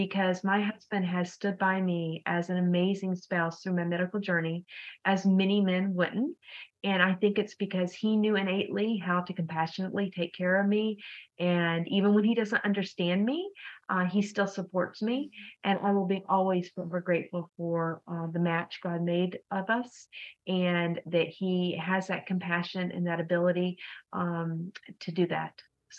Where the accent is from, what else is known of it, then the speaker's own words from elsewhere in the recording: Texas, United States; also born or lived in East Coast / Oklahoma; now in Minnesota, United States; I'm from the East Coast, but also ended up in Texas for high school and college. So I really say I'm from Texas because that's the state I lived in the longest for my period of my whole life.